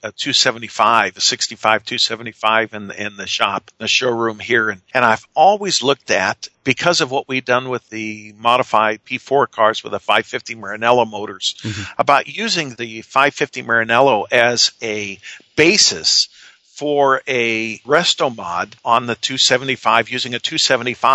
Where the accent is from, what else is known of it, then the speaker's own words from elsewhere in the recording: United States; we're American